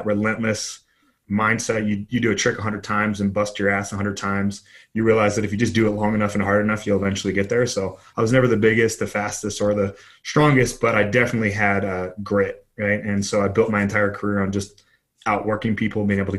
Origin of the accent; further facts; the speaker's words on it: Los Angeles, California, United States; Yeah, I grew up in Los Angeles, California, blue collar to a blue collar family